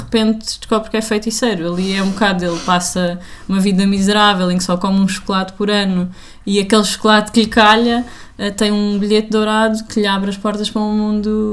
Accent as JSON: {"language": "Portuguese", "country": "Portugal", "said": "sou português."}